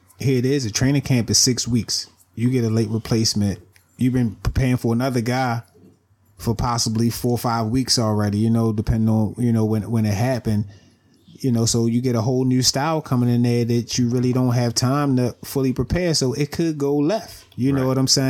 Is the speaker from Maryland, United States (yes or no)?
yes; Baltimore, Maryland, United States; I'm from Baltimore